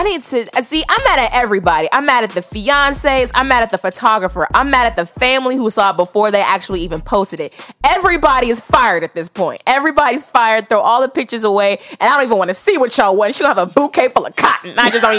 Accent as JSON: {"language": "English", "region": "the South", "country": "United States", "said": "we're from the South. Shout out ATL"}